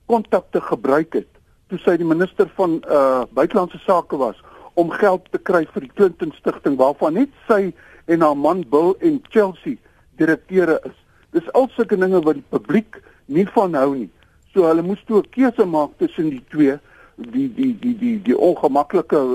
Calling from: Pretoria, Gauteng, South Africa; van Pretoria.

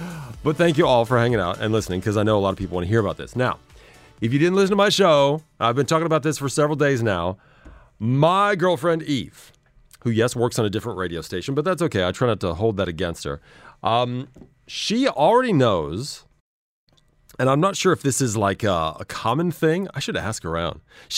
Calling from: Dubai, United Arab Emirates; I'm calling from Dubai.

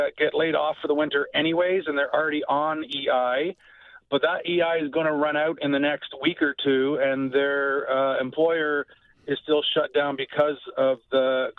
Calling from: Muskoka, Ontario, Canada; I'm calling from Muskoka. It's a seasonal area

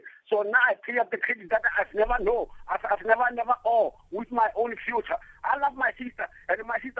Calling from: Polokwane, Limpopo, South Africa; I'm calling from Mulejimunyane, Polokwane, Johannesburg. I was born in 1972

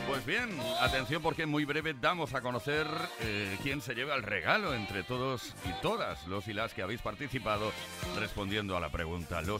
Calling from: Madrid, Community of Madrid, Spain; de Madrid.

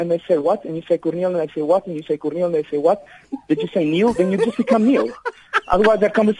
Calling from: Viljoenskroon, Free State, South Africa; first language Afrikaans; English is a second language; I'm a Afrikaans born in South Africa

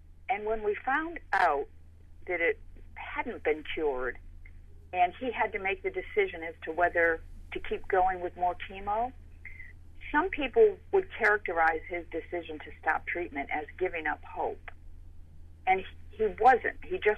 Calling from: Connecticut, United States; I'm calling from Connecticut.

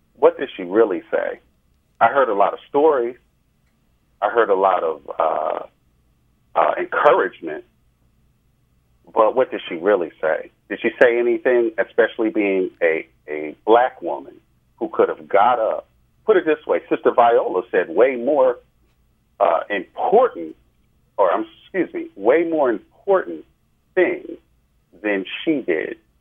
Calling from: New Jersey, United States; I'm calling from New Jersey

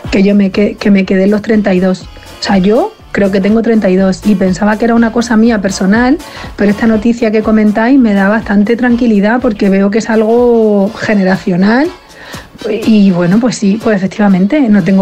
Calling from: Seville, Andalusia, Spain; de Sevilla.

